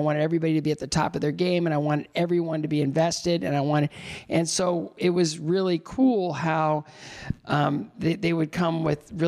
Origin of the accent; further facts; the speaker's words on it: Northwestern Ohio, United States; I grew up in Northwestern Ohio.